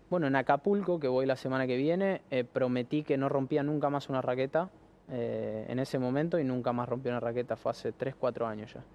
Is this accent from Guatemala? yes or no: no; Argentina; acá el argentino es muy, muy patriota.